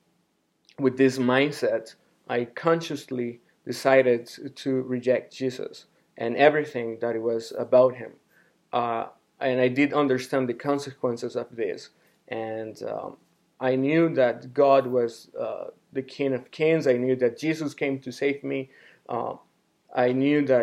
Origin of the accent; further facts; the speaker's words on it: Honduras; now in Phoenix, United States; I am from Honduras, a small country in Central America